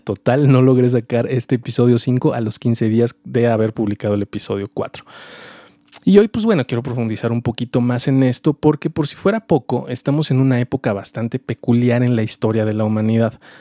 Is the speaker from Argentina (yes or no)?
no; Mexico; also born or lived in Mexico City; Soy mexicano, vivo en la Ciudad de México